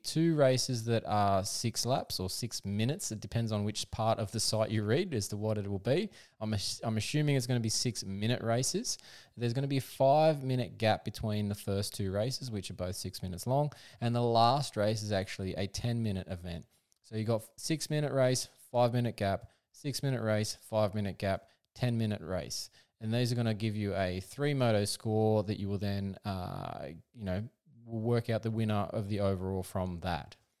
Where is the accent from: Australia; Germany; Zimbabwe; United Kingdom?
Australia; being an Australian